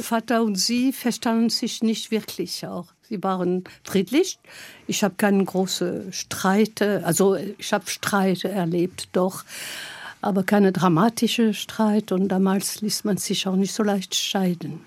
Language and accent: German; Gap, Provence-Alpes-Côte d'Azur, France; German is a second language; moved away as an adult; also born or lived in Lyon; now in Germany; ich komme aus Gap in Frankreich